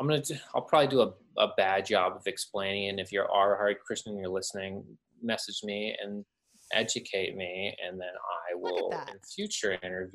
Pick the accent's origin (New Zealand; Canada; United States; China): Canada; I am from Canada.